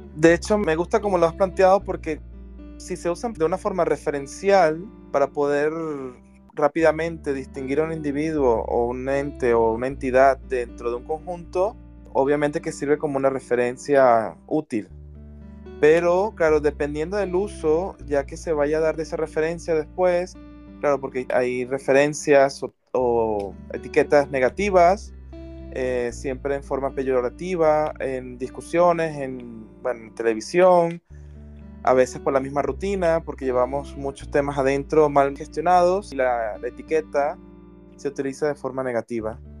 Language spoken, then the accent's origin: Spanish; Venezuela; moved away as an adult; now in Barcelona, Spain; Soy de Venezuela, vivo en España.